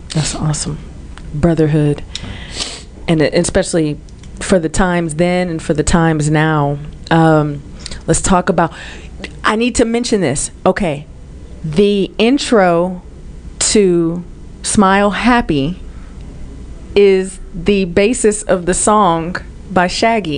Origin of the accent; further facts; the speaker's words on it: Oakland, California, United States; I grew up in Oakland, it was literally East Oakland